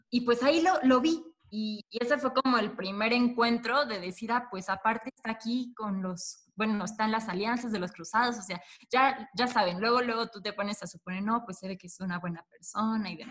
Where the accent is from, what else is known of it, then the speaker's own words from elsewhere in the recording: Puebla, Mexico; los dos somos de Puebla